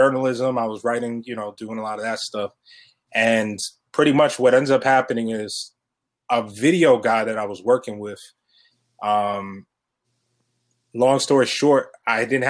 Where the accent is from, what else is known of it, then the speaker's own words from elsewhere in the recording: Elmont, New York, United States; I grew up in Elmont